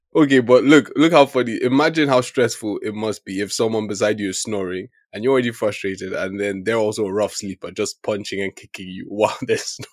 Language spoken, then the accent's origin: English; Nigeria; me being a Nigerian man